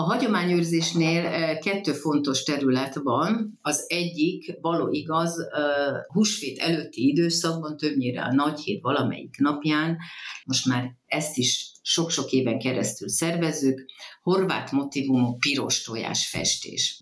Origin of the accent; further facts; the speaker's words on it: Croatian community, Zala, Hungary; ott születtem, ahol. Tehát horvátnak lenni ez nehéz kimondani, de, de ez egy külön ajándék